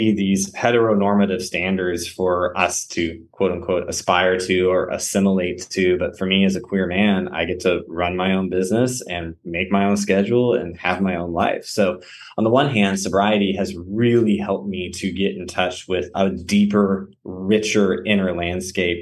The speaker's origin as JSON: {"language": "English", "region": "South Central Texas", "country": "United States", "tie": "born or raised there", "also_born_or_lived": "Memphis / North Carolina", "moved": "as an adult", "said": "growing up in South Central Texas where I didn't know a lot of gay men or really any."}